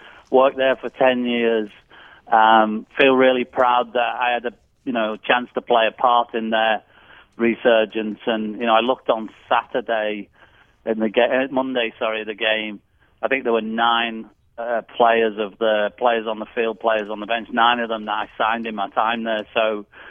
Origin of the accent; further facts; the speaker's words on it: England, United Kingdom; moved away as an adult; now in Nashville, United States; I'm English